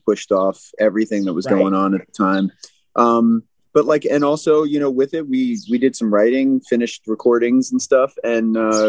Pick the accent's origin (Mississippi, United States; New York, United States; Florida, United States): New York, United States; New York City; We're from New York City, and we like to keep it positive and inspiring.